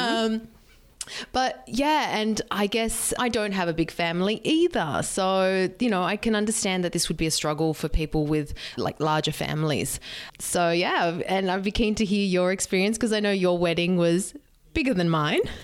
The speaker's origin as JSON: {"language": "English", "town": "Sydney", "region": "New South Wales", "country": "Australia", "tie": "born or raised there", "also_born_or_lived": "San Diego", "moved": "as an adult", "said": "My hometown is here in Sydney"}